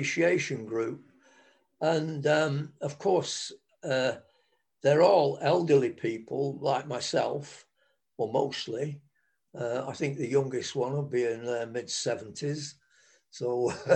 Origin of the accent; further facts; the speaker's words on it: England, United Kingdom; We're English